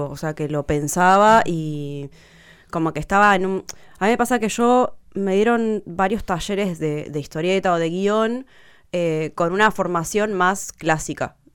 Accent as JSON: {"language": "Spanish", "town": "Río Gallegos", "region": "Santa Cruz", "country": "Argentina", "tie": "born or raised there", "moved": "as an adult", "said": "Yo pasé mi adolescencia en Río Gallegos, de los 12 a los 18 años."}